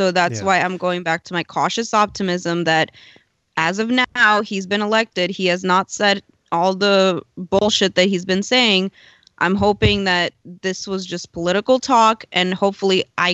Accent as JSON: {"language": "English", "country": "Ukraine", "moved": "yes", "lives_now": "United States", "said": "I'm from Ukraine, so I literally come from a communist country."}